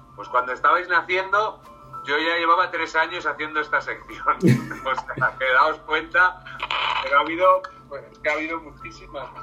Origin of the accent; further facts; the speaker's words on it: Salamanca, Castile and León, Spain; Yo soy de Salamanca.